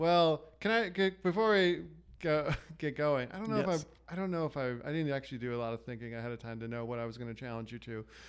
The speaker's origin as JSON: {"language": "English", "town": "St. Charles", "region": "Illinois", "country": "United States", "tie": "born or raised there", "said": "St. Charles, my hometown"}